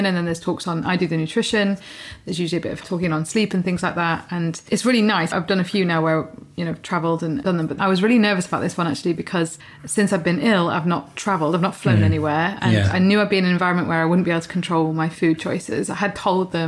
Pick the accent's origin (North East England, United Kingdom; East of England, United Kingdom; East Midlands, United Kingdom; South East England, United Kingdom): East Midlands, United Kingdom; Peak District; now in Kent, United Kingdom; when I was growing up in the Peak District